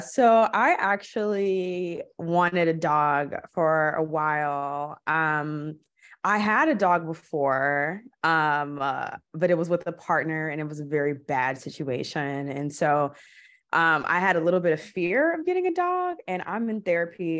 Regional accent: Milwaukee, Wisconsin, United States; moved away as an adult; also born or lived in Los Angeles; now in Portland, United States; I'm from Milwaukee. Milwaukee is I love my city, I will always rep where I'm from, but it's ghetto. And it's a lot of Black people there. It's a lot. It's like forty percent or something. That's pretty high for a city. So, I always grew up having Black teachers

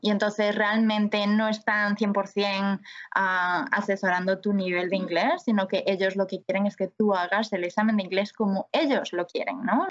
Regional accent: A Coruña, Galicia, Spain; moved away as an adult; also born or lived in Paris, France / Mallorca, Spain; now in Vancouver, Canada; soy de La Coruña

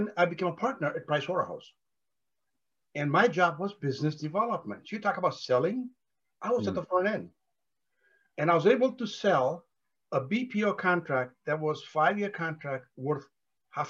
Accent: India; moved away as an adult; I was born and educated in India before I came here.

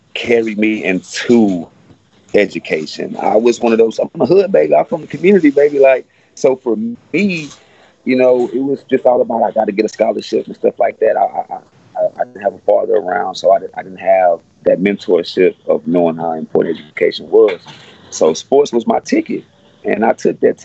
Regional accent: Houston, Texas, United States; I'm from Alief. I'm an Alief baby. I'm an Alief kid, man. I grew up in Alief, and this is where I was raised at.

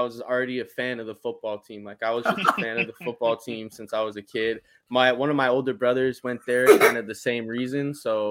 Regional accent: Connecticut, United States; moved away as an adult; now in West Coast, United States; I grew up in Connecticut, so I grew up 18 years of having East Coast times.

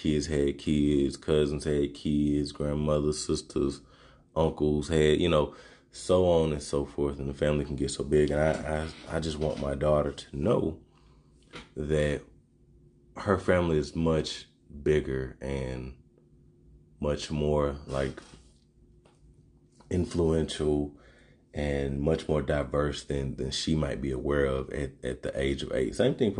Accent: Arkansas, United States; I come from Arkansas, so, you know, country and dirt roads and just racism and sit-ins and all this type of stuff

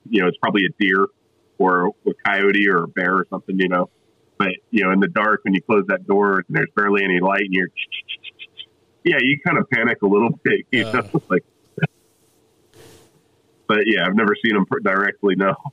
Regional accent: South Florida, United States; also born or lived in New Jersey / California; now in Tennessee, United States; I grew up in South Florida, uh, so originally from New Jersey, grew up in South Florida

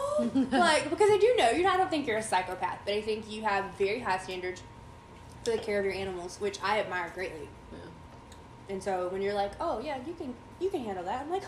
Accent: southeast Georgia, United States; now in North Carolina, United States; So we're from southeast Georgia, and we're probably about, we'll just say like an hour and a half, 2 hours from the coast.

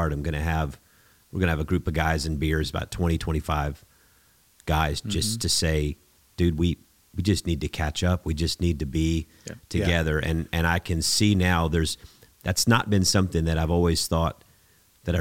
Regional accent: Texas, United States; also born or lived in Houston; we're from Texas

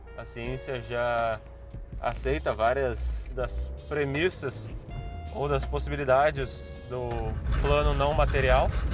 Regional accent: Porto Alegre, Rio Grande do Sul, Brazil; Porto Alegre, a minha cidade natal, é um ovo

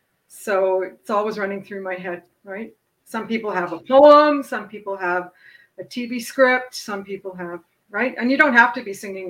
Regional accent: Canada; Speaking as a Canadian

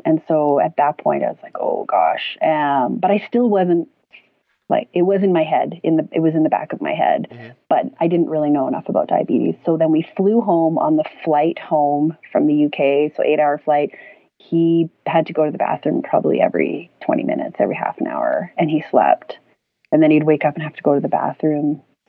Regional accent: Peru; also born or lived in Canada / Colombia; I was born in Canada, but grew up in Peru and Colombia whole life.

